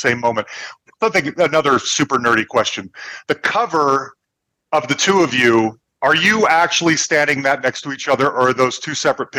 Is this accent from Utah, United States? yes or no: yes; Salt Lake City, Utah, United States; now in Denver, United States; I grew up in Salt Lake City, Utah